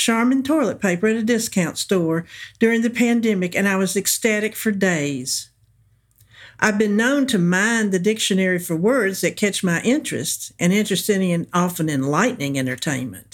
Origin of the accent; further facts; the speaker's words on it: the South, United States; accent: southern; also born or lived in Iran; given my southern accent